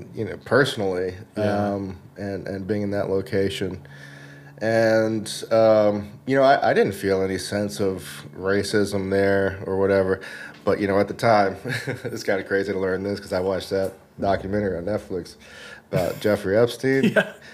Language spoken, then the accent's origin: English; the South, United States; now in Los Angeles, United States; growing up in the South